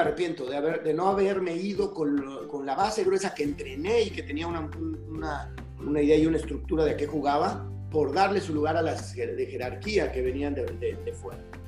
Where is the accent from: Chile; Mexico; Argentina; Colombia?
Mexico; como mexicanas